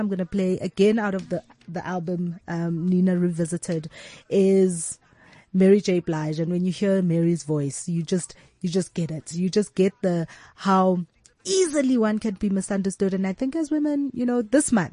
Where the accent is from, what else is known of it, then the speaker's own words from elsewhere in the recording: South Africa; as South African women